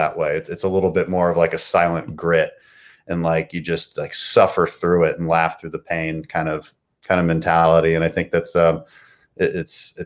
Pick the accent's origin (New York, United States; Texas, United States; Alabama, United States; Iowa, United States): Texas, United States; my district would be the second district in Texas